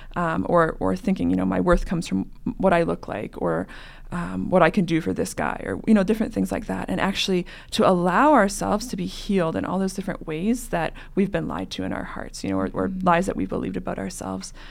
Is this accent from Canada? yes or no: yes; Western Canada, Canada; moved away as an adult; now in Denver, United States; I'm originally from Canada, Western Canada, where it's also cold like North Dakota.